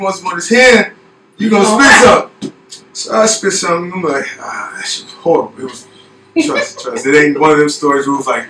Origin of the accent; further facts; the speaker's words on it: Gary, Indiana, United States; also born or lived in California; So, I'm from Gary, Indiana, Chicagoland area.